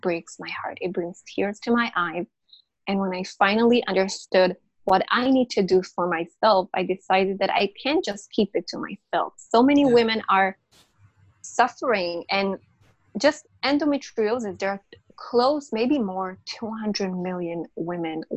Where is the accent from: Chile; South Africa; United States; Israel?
Israel; I'm from Israel.